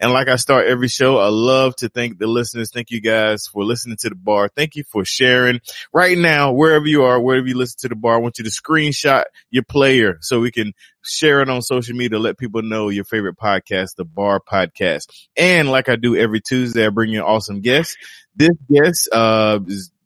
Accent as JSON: {"language": "English", "region": "North Carolina", "country": "United States", "said": "I am from North Carolina"}